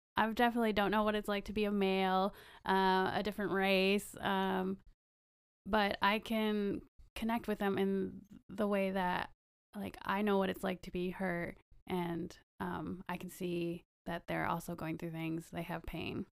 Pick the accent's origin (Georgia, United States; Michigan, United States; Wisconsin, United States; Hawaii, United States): Wisconsin, United States; moved away as an adult; also born or lived in Kentucky; now in California, United States; I grew up in Wisconsin